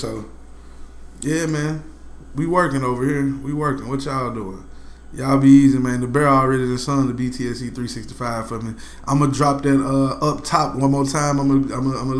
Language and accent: English; West Tennessee, United States; I'm from West Tennessee.